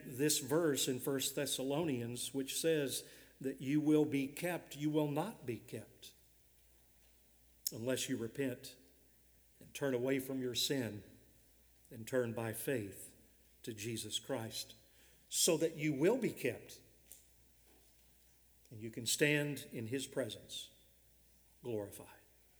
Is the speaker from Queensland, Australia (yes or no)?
no; Victoria, Australia; A recent decision in my home state of Victoria in Australia seeks to overturn this work of God's grace.